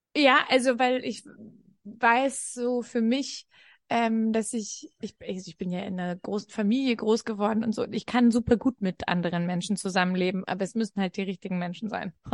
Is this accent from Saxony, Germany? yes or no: no; Franconia, Bavaria, Germany; Ich bin in Franken groß geworden